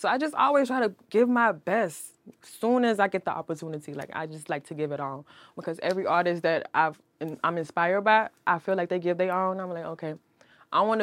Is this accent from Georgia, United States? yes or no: yes; Milledgeville, Georgia, United States; moved away as an adult; now in Atlanta, United States; I'm not from Atlanta. My hometown is an hour and a half away from Atlanta, Milledgeville, Georgia.